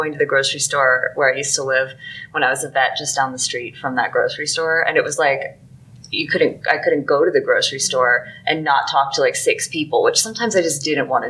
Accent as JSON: {"language": "English", "region": "Pennsylvania", "country": "United States", "said": "I'm from Pennsylvania. We don't disaster plan in Pennsylvania."}